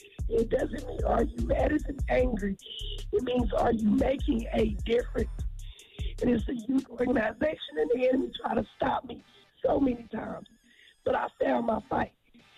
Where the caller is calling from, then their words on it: Tulsa, Oklahoma, United States; I'm from Tulsa, Oklahoma.